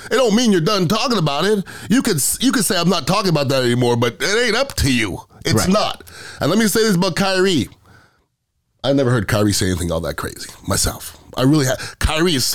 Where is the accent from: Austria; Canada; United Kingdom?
Canada; Montreal, Quebec; also born or lived in Iowa / Indiana; now in Tampa, United States; I grew up in Montreal